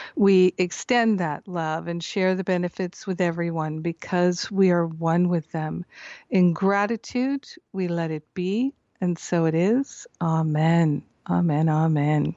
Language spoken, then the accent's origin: English; Rhode Island, United States; moved away as an adult; also born or lived in Michigan / Boston, Massachusetts / Maine; now in Scottsdale, United States; I grew up in Michigan until I was almost ten. and then Rhode Island until I went to college in Boston.